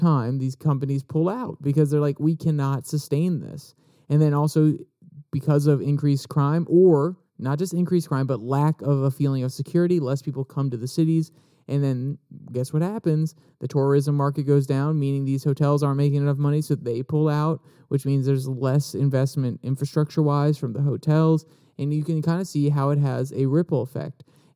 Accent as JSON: {"language": "English", "region": "East Coast", "country": "United States", "said": "I am from the East Coast."}